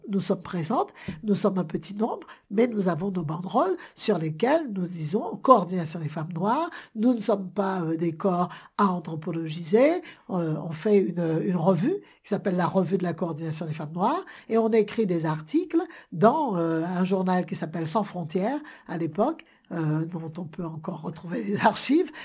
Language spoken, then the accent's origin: French; Guadeloupe; je suis guadeloupéenne, la Guadeloupe, c'est censé être un département français